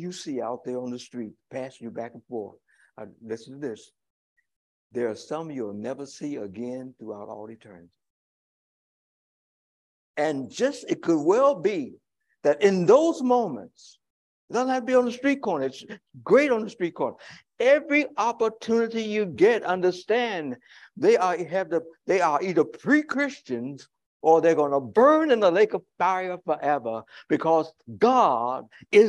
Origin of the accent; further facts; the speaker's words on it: Chicago, Illinois, United States; I live in Chicago. Check out the boundaries. It's the whole idea of the metropolitan Chicago. I am a Chicagoan.